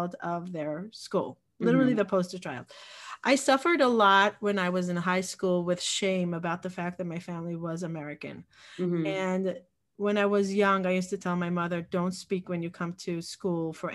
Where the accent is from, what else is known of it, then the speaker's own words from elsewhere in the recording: Jerusalem, Jerusalem District, Israel; moved away as an adult; also born or lived in Peoria, Illinois, United States / Woodmere, New York, United States / Florida, United States; now in Far Rockaway, United States; I grew up in Israel. I was born in Peoria, Illinois.